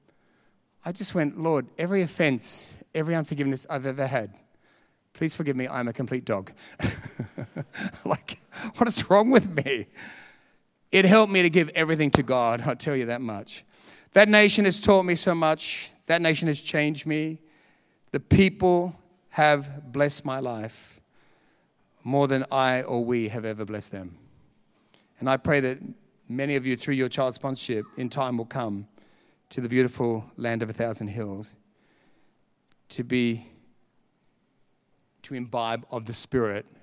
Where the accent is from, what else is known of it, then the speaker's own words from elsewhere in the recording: Australia; being Australian